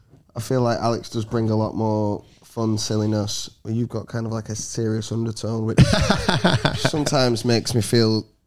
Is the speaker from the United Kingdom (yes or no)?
yes; Salford, North West England, United Kingdom